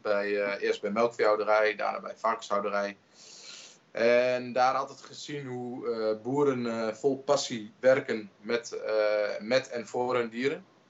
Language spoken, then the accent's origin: Dutch; Twente, Overijssel, Netherlands; ik kom uit Twente